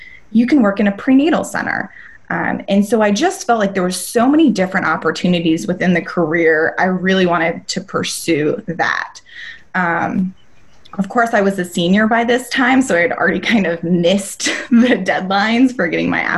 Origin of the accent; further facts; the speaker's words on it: North Carolina, United States; moved away as an adult; also born or lived in Denver; I was born and raised in North Carolina, so packed up all my bags and got a U-Haul and drove across the country to Denver